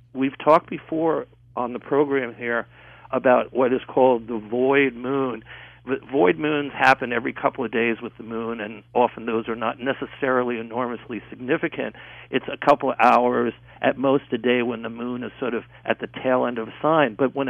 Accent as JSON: {"language": "English", "town": "New York City", "region": "New York", "country": "United States", "tie": "born or raised there", "moved": "as an adult", "said": "I was born in Queens, New York, 4 years after the President of the United States. I know kind of how weird and unusual New York City is, having lived there the first 25 years of my life."}